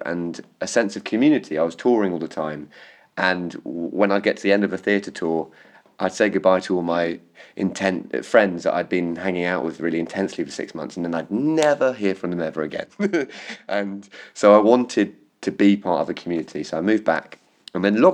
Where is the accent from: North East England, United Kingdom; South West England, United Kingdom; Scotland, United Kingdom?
South West England, United Kingdom; Cornwall; accent: Cornish; moved away as an adult; I grew up in Cornwall